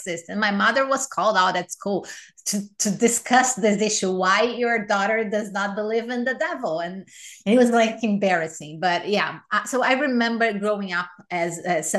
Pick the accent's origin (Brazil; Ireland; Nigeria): Brazil; São Paulo; now in United States; I was raised Catholic in Brazil